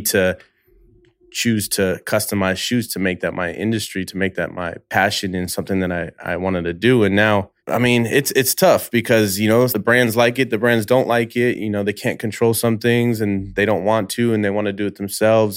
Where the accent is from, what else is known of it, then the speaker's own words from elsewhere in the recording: the Bay Area, California, United States; moved away as an adult; now in Los Angeles, United States; I've only been in LA five years now. I'm from the Bay Area